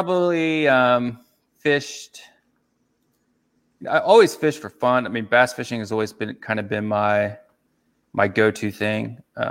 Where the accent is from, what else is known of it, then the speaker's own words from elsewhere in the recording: Missouri, United States; also born or lived in Kansas City / St. Louis; I'm from Missouri.